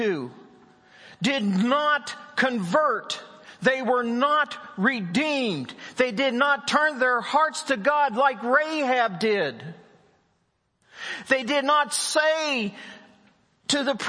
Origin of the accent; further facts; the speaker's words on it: West Virginia, United States; I'm from West Virginia.